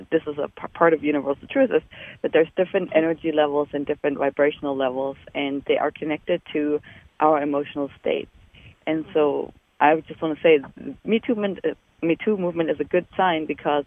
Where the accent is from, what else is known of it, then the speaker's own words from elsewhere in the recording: Germany; moved away as an adult; I'm from Germany. I was born in Germany and did all my training there.